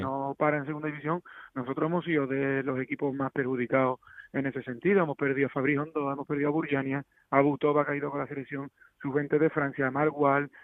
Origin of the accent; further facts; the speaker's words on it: Seville, Andalusia, Spain; como sevillista, como sevillano y como exfutbolista